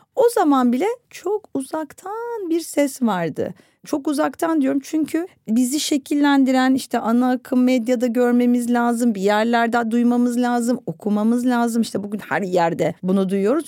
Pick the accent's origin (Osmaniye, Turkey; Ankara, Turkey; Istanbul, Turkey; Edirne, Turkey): Istanbul, Turkey; Ben İstanbul'da doğdum, büyüdüm ve bu şehri çok seven bir insanım